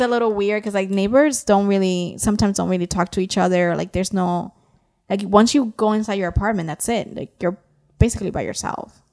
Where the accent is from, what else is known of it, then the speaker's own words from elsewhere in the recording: New York City, New York, United States; I grew up in New York City, and I lived in a building with neighbors